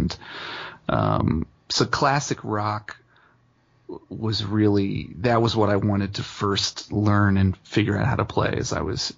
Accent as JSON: {"language": "English", "town": "Dayton", "region": "Ohio", "country": "United States", "tie": "born or raised there", "said": "I'm a singer-songwriter born and raised in Dayton, Ohio."}